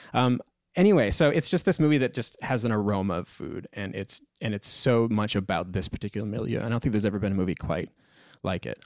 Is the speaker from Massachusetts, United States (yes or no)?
yes; Massachusetts, United States; this is how it was in my family growing up with my grandparents, aunts, uncles, I come from Massachusetts